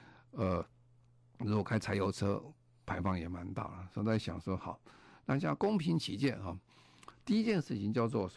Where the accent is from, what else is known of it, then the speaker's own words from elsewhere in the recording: Taiwan; moved away as an adult; now in London, United Kingdom; 我记得在一九九三年，我刚从啊台湾搬到啊伦敦工作的时候，那个时候台湾刚好还是很污染很严重了。